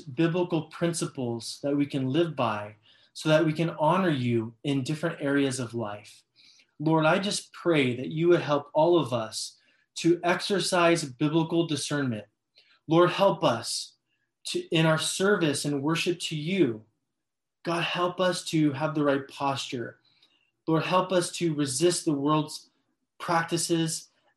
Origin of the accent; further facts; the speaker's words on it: Los Angeles, California, United States; I'm from Los Angeles.